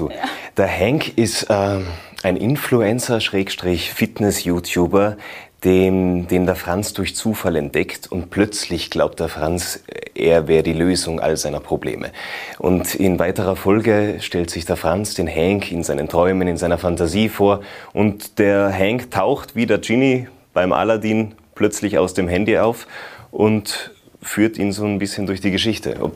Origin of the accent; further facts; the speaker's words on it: Tyrol, Austria; Generell als Tiroler Schauspieler, als junger Tiroler Schauspieler bei den Volksschauspielen mitzuwirken, ist eine große Freude und eine große Ehre.